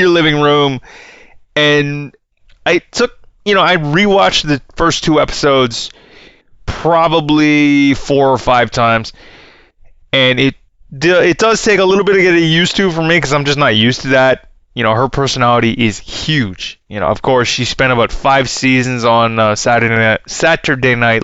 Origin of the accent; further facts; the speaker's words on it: Canada; I'm from Canada